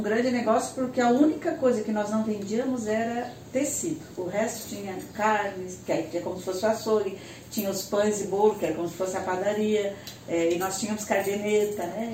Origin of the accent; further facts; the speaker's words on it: Tubarão, Santa Catarina, Brazil; moved away as an adult; also born or lived in Florianópolis; eu sou de Tubarão